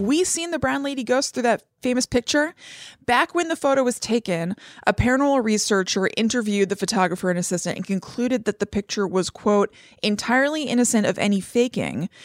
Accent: United States; I'm American as apple pie

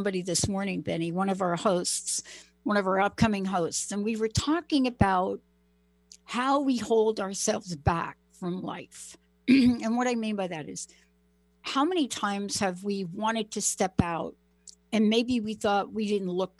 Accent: New York, United States; I'm from New York

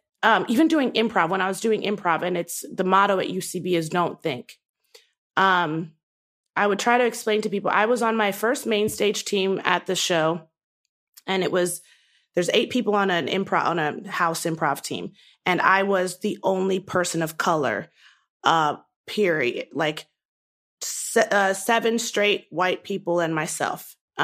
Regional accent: Nigeria; I'm a Black woman who is proud to be Black. I'm a Nigerian woman who is proud to be Nigerian.

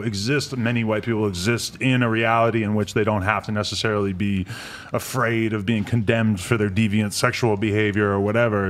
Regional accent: New Hampshire, United States; moved away as an adult; now in New York, United States; I'm from New Hampshire, right outside Boston

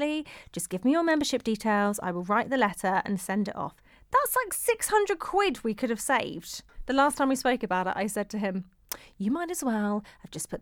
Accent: South West England, United Kingdom; if you grew up in the southwest of England, like myself

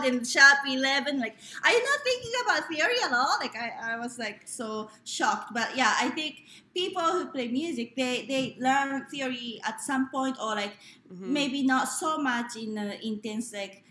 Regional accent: Japan; born or raised there; English is a second language; moved away

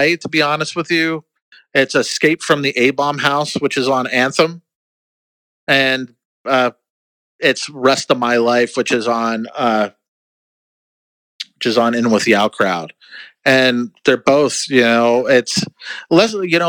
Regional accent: New Jersey, United States; I grew up in New Jersey and saw shows there.

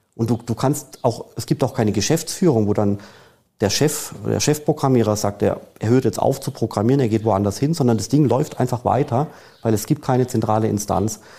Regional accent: Germany; als Deutscher in Deutschland

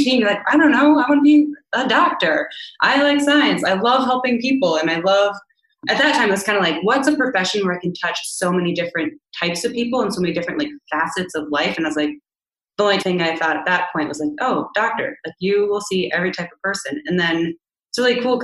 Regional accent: South Dakota, United States; moved away; also born or lived in Nebraska; I was born in South Dakota

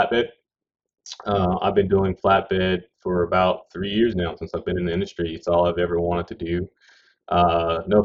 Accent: Louisiana, United States; moved away as an adult; also born or lived in Washington State; I was born and raised in Louisiana, and then moved to Washington State when I was about 20 years old

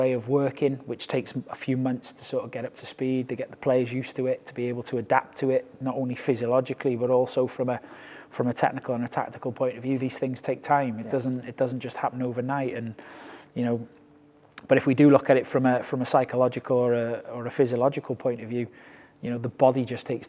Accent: Wrexham, Wales, United Kingdom; moved away as an adult; also born or lived in China; now in Edinburgh, United Kingdom; started off as a player at Wrexham, which is my hometown club

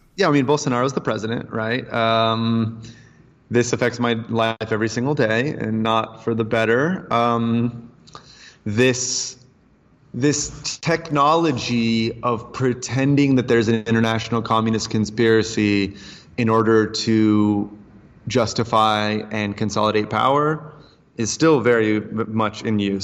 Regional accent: United States; moved away; also born or lived in Asia / Brazil; as an American

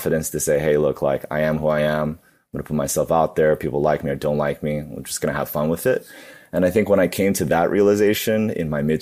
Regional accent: New York City, New York, United States; I grew up in New York City. I was born and raised. I like to call myself a super local because I was born in the city, grew up in Queens

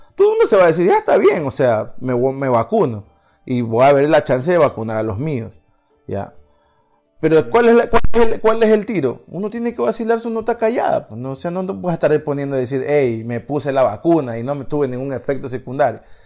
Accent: Ecuador

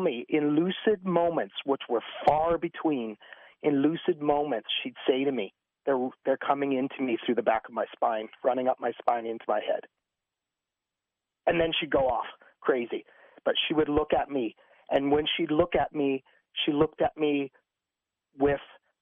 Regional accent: Quebec, Canada; You know, I'm from French Canada, so yeah, that's what it is.

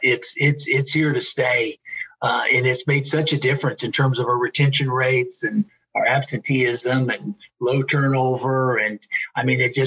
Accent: Cincinnati, Ohio, United States; now in Florence, Kentucky, United States; I grew up in Cincinnati, north of Cincinnati, live in Florence, Kentucky. Now it's just a few miles south of Cincinnati, but grew up north of Cincinnati

